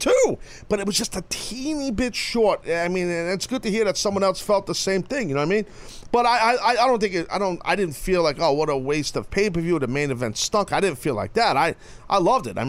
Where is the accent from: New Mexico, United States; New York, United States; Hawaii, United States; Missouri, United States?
New York, United States; I'm the only New Yorker that people love there